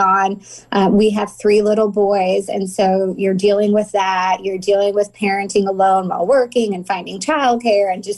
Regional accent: Danville, Illinois, United States; moved away as an adult; also born or lived in Decatur, Illinois; now in California, United States; I grew up in Danville my whole life.

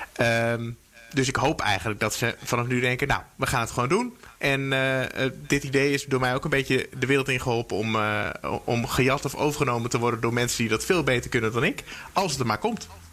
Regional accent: Veluwe, Gelderland, Netherlands; moved away; Ik ben geboren op de Veluwe ongeveer in het bos

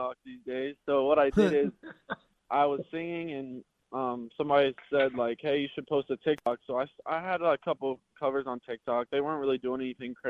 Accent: the South, United States; accent: twang; now in Minnesota, United States; I am from the South. So a lot of people up here think, you know, I have a little bit of a twang to me

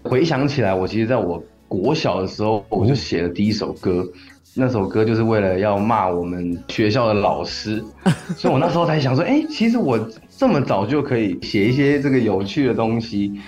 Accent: Changhua County, Taiwan; moved away as an adult; also born or lived in Taipei; 其实我大学就是来台北念书，然后我的老家其实是在彰化

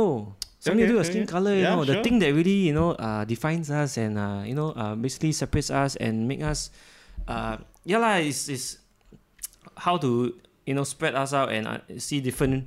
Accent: Singapore; as a Singaporean

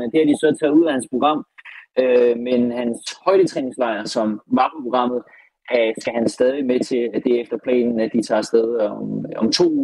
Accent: Denmark; når vi er fra Danmark.

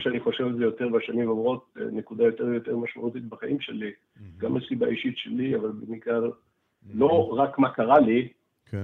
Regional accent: Israel; היינו בצבא, גדלנו פה, גדלנו בשכונות דומות

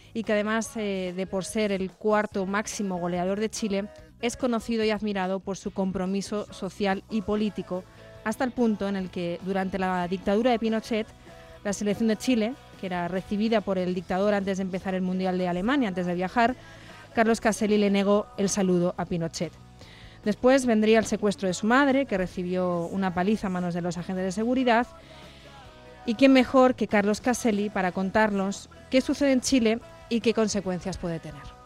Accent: Catalonia, Spain; yo como catalana

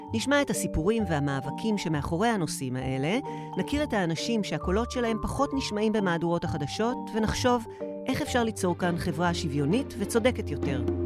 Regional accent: Lakiya, Southern District, Israel; also born or lived in Debrecen, Hungary; גדלתי במסוג של חממה של אה, נשים שהן פורצות דרך. ביישוב שלי לקיה

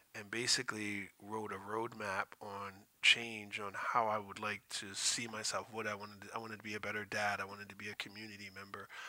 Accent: Stamford, Connecticut, United States; I grew up in a project called Friendship House

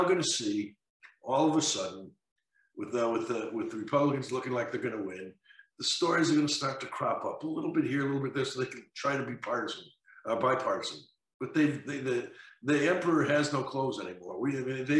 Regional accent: Connecticut, United States; Connecticut, there's the Blumenthal, the bluest, one of the blue states, my home state, unfortunately, where I grew up

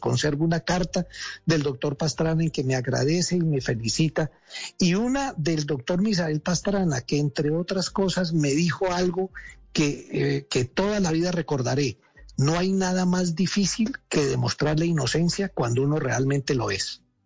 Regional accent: Colombia; moved away as an adult; now in Argentina; yo como colombiano

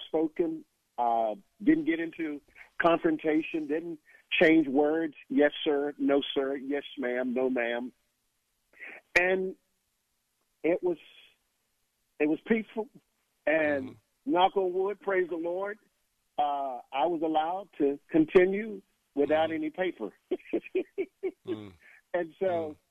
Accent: South Bay, Florida, United States; I grew up in South Florida, a little small community south of here, a little place called South Bay, and growing up in a very agricultural community there

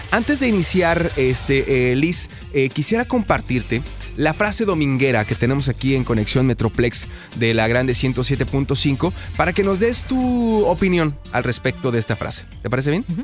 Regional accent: Ciudad Juárez, Chihuahua, Mexico; now in Dallas, United States; Soy de Ciudad Juárez.

